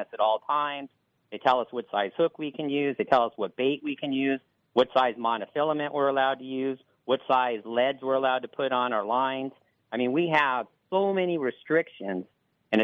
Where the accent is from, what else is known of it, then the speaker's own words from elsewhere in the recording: San Diego, California, United States; I want to fish out of my hometown